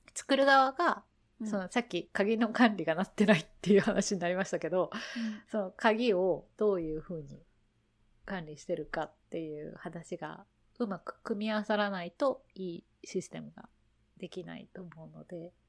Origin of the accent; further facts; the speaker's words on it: Hiroshima, Japan; moved away; 自分の田舎、田舎広島なんですけど